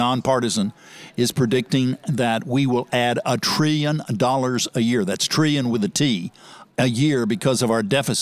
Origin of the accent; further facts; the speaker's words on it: Dallas, Texas, United States; moved away as an adult; also born or lived in Kansas / Corpus Christi, Texas / Austin, Texas / Washington, D.C.; now in Sarasota, United States; I'm a Texan, transplanted from Kansas originally, but grew up in Dallas, Texas